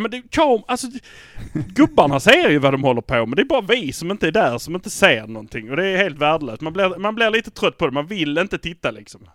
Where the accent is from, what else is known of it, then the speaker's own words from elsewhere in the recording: Malmö, Skåne, Sweden; vi är från Malmö.